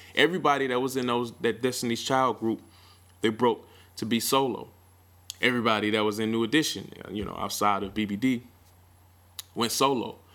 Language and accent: English; Milwaukee, Wisconsin, United States; My hometown, Mill City